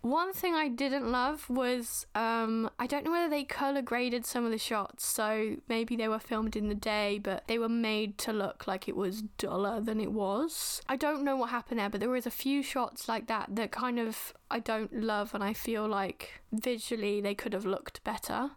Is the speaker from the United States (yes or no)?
no; United Kingdom; as a Brit-, British person, the way we are taught in schools